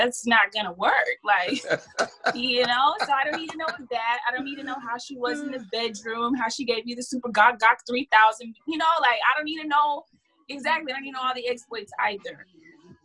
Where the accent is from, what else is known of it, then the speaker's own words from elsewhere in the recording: Dallas, Texas, United States; I'm from Dallas, Texas